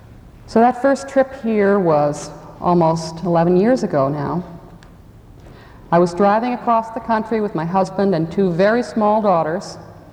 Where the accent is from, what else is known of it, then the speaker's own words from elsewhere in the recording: Connecticut, United States; moved away as an adult; now in Vermont, United States; I grew up in Connecticut, spent most of my adult life in Vermont. I'm a real Yankee